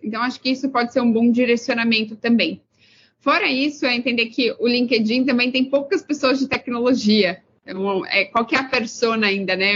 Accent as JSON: {"language": "Portuguese", "town": "Pedreira", "region": "São Paulo", "country": "Brazil", "moved": "as an adult", "lives_now": "Los Angeles, United States", "said": "Sou de uma cidade do interior de São Paulo chamada Pedreira, tem 45 mil habitantes"}